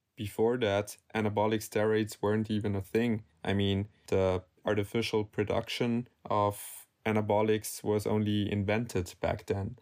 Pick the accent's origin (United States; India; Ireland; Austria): Austria; Salzburg; I'm from Salzburg, Austria